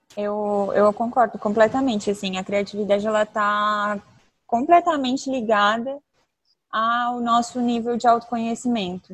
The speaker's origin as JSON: {"language": "Portuguese", "town": "Tubarão", "region": "Santa Catarina", "country": "Brazil", "moved": "yes", "said": "eu tenho 29 anos e eu sou de Tubarão, Santa Catarina."}